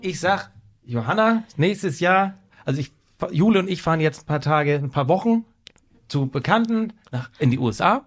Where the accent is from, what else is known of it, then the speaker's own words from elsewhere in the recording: Germany; als Deutscher